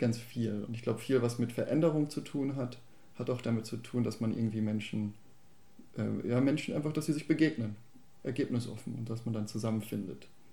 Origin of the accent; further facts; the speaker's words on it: Bochum, North Rhine-Westphalia, Germany; now in Baden-Württemberg, Germany; Ich komme ja ursprünglich aus Bochum